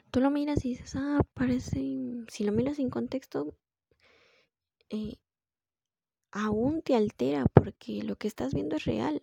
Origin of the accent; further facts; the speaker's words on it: Peru; somos, soy de Perú